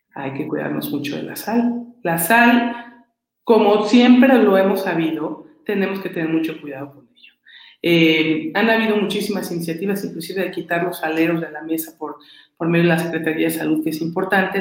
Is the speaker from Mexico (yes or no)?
yes; Mexico; como mexicanos